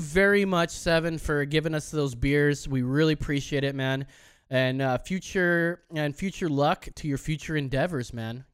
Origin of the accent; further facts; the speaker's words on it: Orange County, California, United States; we are from Orange County